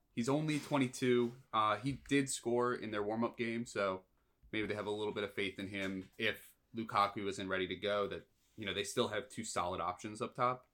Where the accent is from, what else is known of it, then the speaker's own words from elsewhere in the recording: United States; as an American